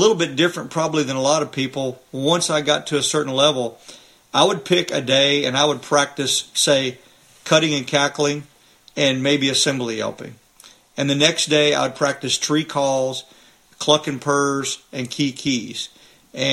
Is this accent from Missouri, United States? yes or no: yes; Missouri, United States; I'm from Missouri